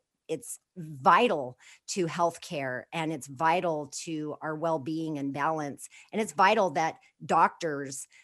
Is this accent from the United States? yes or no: yes; Four Corners area of New Mexico, United States; born or raised there